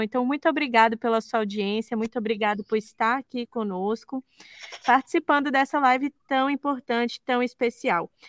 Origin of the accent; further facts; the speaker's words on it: Brasília, Federal District, Brazil; Eu sou de Brasília